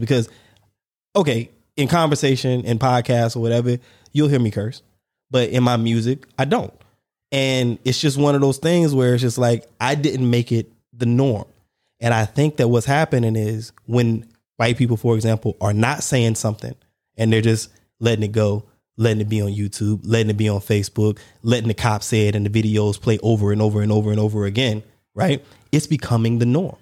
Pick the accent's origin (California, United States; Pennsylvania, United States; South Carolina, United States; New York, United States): South Carolina, United States; I was born in South Carolina, so there you got red bone, we call them red bone Geechees